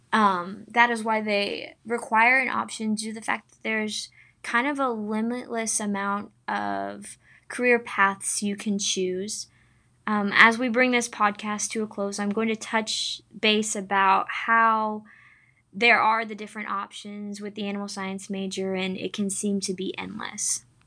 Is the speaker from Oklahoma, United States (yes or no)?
yes; Sapulpa, Oklahoma, United States; I'm from Sepulpa, Oklahoma, which is in the northeast part of the state of Oklahoma